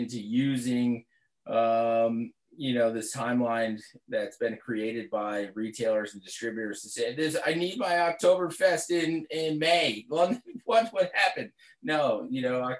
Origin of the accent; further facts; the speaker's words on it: Northeast, United States; now in Vermont, United States; growing up in the Northeast, living in Vermont